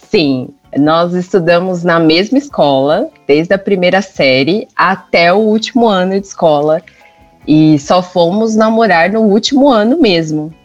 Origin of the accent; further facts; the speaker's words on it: São Paulo, Brazil; Isso, sou de São Paulo. Paulistana